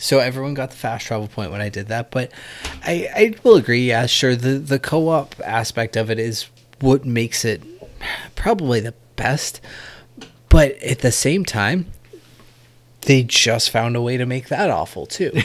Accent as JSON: {"language": "English", "region": "New Hampshire", "country": "United States", "said": "I'm from New Hampshire"}